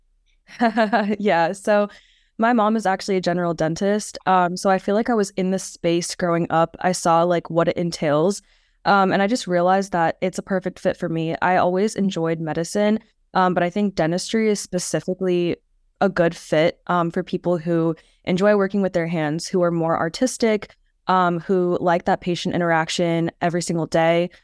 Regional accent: Phoenix, Arizona, United States; moved away as an adult; also born or lived in New York; now in Stony Brook, United States; I'm actually originally from Phoenix, Arizona, so kind of far away from here

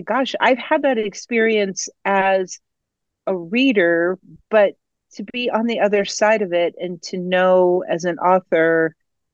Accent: Ohio, United States; now in Colorado, United States; I am originally from Ohio, but I have lived in Colorado for 3 decades

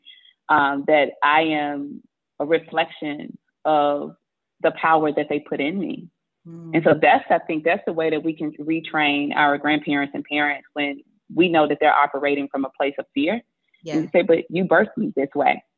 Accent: Mississippi, United States; I grew up in Mississippi

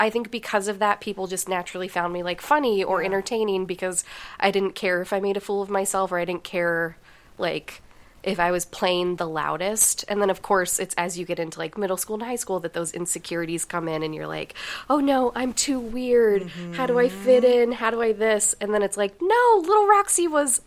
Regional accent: Denver, Colorado, United States; I grew up in Denver

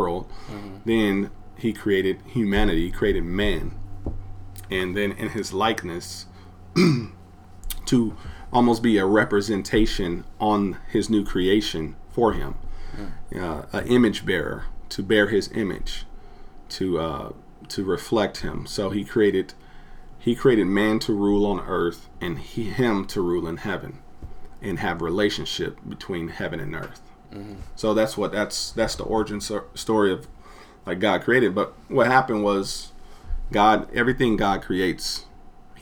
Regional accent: Los Angeles, California, United States; I'm from Los Angeles

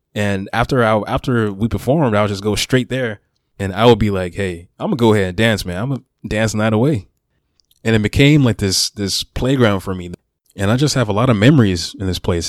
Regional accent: Memphis, Tennessee, United States; also born or lived in Miami, Florida / Southaven, Mississippi / Horn Lake, Mississippi / Olive Branch, Mississippi; I was born in Miami and raised in Memphis

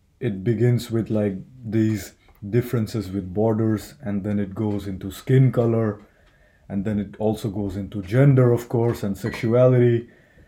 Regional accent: Delhi, India; English is a second language; moved away as an adult; also born or lived in South India; now in Helsinki, Finland; If you're in the north, like I'm from Delhi, it's sort of pretty cold.

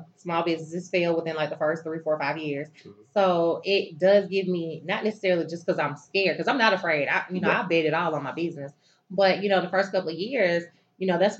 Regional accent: Phenix City, Alabama, United States; moved away as an adult; also born or lived in Columbus, Georgia; now in Tennessee, United States; I was born and raised in Phoenix City, Alabama. It's right across the bridge from Columbus, Georgia.

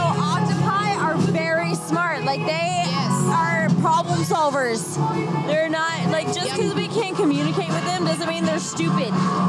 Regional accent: United States; We're American, right?

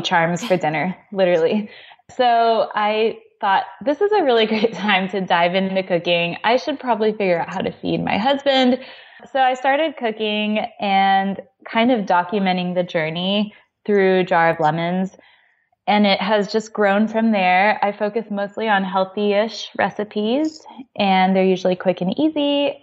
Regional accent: Texas, United States; moved away as an adult; now in Oklahoma, United States; We're from Texas, but we're in Oklahoma now

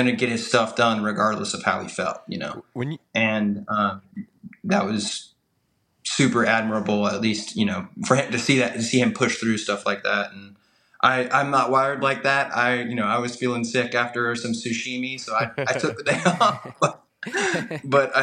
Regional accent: United States; also born or lived in Charlotte; I'm an American. I grew up in America.

